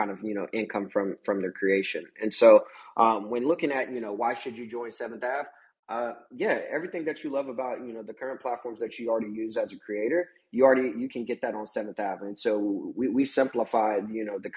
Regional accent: Kansas, United States; I'm originally from Kansas

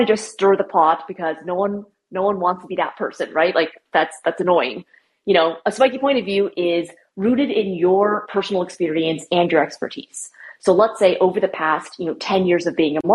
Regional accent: San Francisco Bay Area, California, United States; moved away as an adult; also born or lived in New York; I grew up in the San Francisco Bay Area

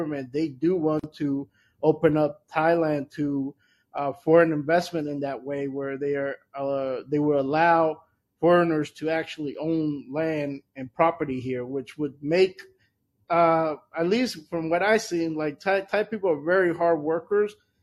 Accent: El Salvador; moved away; also born or lived in Washington, D.C.; my home country, El Salvador

